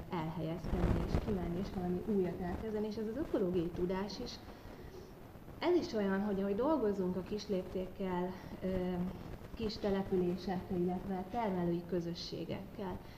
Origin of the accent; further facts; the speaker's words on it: Kecskemét, Bács-Kiskun, Hungary; Én egyébként kecskeméti vagyok, és azon kecskeméten van egy tanyás gazdaságunk a családommal